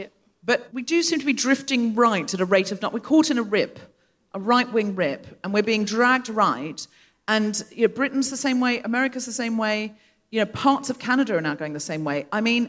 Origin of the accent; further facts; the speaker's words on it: Gold Coast, Queensland, Australia; I am aware with this accent, I can't get away with but we have to remember I was raised on the Gold Coast and then we'll all relax.